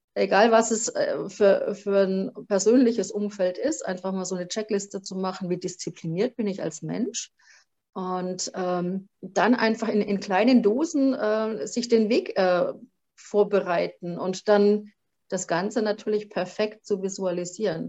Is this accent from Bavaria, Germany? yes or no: yes; Franconia, Bavaria, Germany; accent: Franconian; also born or lived in Vogtland; wahrscheinlich hört man es dann auch ziemlich äh, schnell, dass ich eine Fränkin bin durch und durch